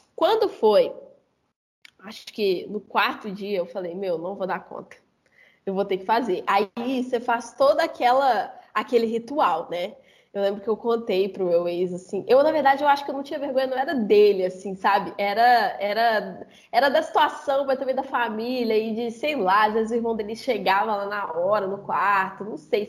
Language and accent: Portuguese; Belo Horizonte, Minas Gerais, Brazil; Eu sou de Belo Horizonte, Minas